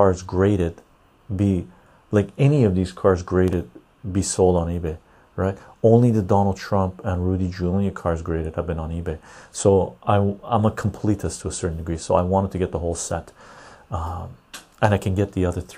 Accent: Canada; I'm from Canada.

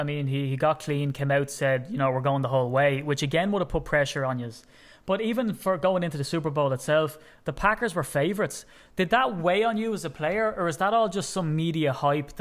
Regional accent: Ireland; as an Irishman

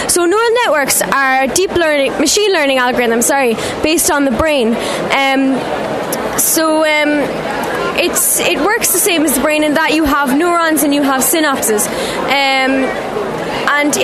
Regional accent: Blarney, Munster, Ireland; I'm from Sculverag on Small in County Cork in Blarney

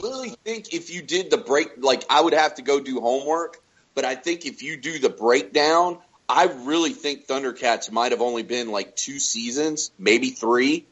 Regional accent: Haines City, Florida, United States; a small town that me and, and Johnny lived in when we were growing up in Haines City.

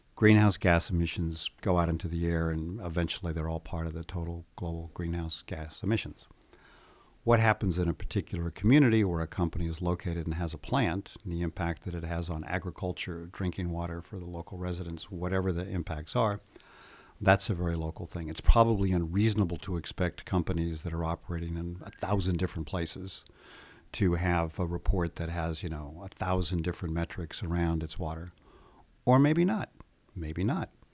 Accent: United States; I'm American, so I'm not quite as shy and polite as the Swedes seem to be.

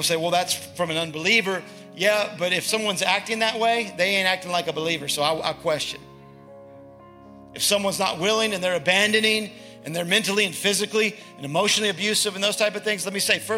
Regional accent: the South, United States; accent: Southern; Southern. I'm from the South

